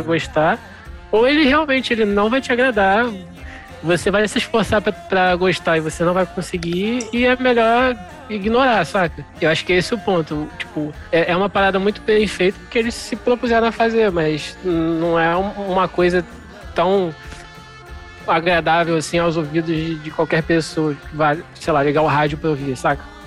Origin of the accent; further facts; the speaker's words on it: Brazil; como brasileiros ou como não americanos